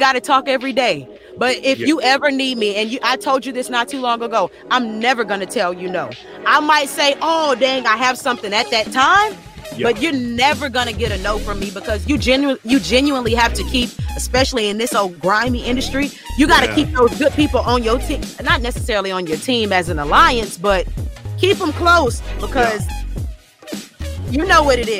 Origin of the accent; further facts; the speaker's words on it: Lafayette, Louisiana, United States; now in Dallas, United States; my hometown, Lafayette, Louisiana